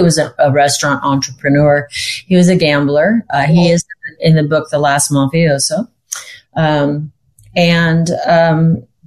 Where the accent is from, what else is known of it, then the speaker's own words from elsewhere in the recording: Sacramento, California, United States; also born or lived in Hollywood, California / Madera, California / Lake Tahoe; I was born in Hollywood and I was raised in Sacramento, California